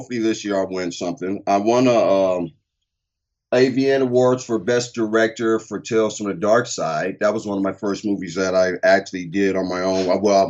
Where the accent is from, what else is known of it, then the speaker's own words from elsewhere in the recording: Compton, California, United States; I grew up in Compton, and me and him were friends before the music industry, so.